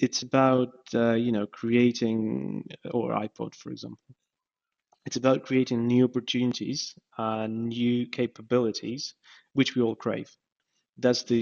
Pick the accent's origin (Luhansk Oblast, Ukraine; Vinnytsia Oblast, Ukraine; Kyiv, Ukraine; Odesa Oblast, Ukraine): Kyiv, Ukraine; moved away as an adult; now in Sheffield, United Kingdom; I was born in Kyiv, and this is where I've done my master's degree as well